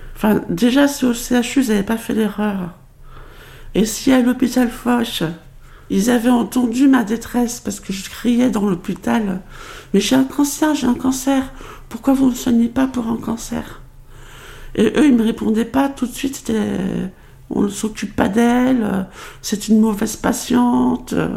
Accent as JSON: {"language": "French", "town": "Paris", "region": "Île-de-France", "country": "France", "tie": "born or raised there", "also_born_or_lived": "Pointe-à-Pitre, Guadeloupe", "said": "je suis née euh, à Pointe-à-Pitre, en Guadeloupe. Les histoires de parents euh, divorcés avec une mère qui part à Paris pour travailler ont fait que, à l'âge de 6 ans, je me retrouve à Paris, dans le 18e arrondissement"}